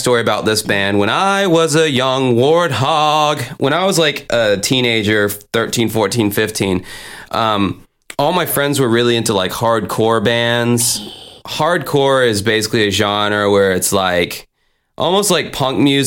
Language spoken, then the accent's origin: English; Jacksonville, Florida, United States; I had a little buzz going on in Jacksonville, my hometown, when I first started out